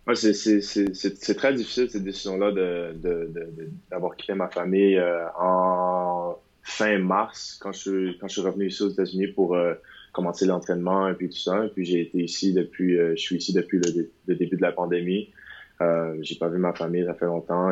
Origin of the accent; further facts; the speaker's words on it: Montreal, Quebec, Canada; moved away; je viens de Montréal